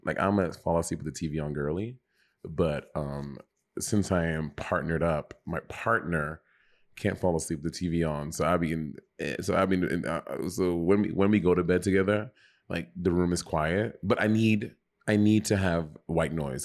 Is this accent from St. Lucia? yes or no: yes; St. Lucia; also born or lived in New York; now in Los Angeles, United States; When I grew up with dogs in St. Lucia